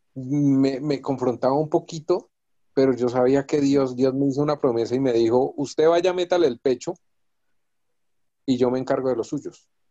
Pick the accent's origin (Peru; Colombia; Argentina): Colombia; Boyacá; moved away; yo soy de Boyacá